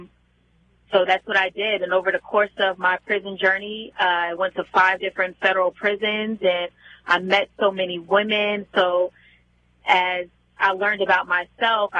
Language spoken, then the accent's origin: English; New Jersey, United States; moved away as an adult; also born or lived in New York City; I was born and raised in New Jersey.